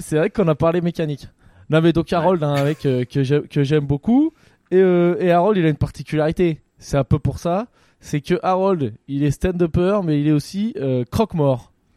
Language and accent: French; Poitiers, Nouvelle-Aquitaine, France; je viens de Poitiers